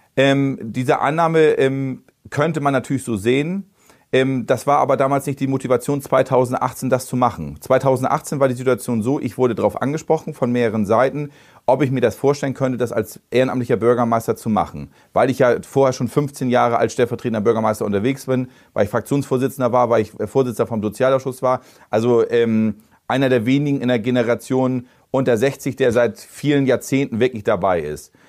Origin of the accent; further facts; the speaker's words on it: Bredstedt, Schleswig-Holstein, Germany; Ich kenne die Stadt, ich bin in Bredsche groß geworden